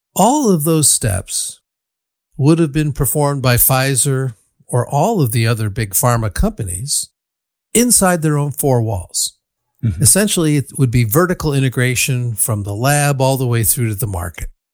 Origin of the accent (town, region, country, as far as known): Ann Arbor, Michigan, United States; born or raised there; now in Berkeley, United States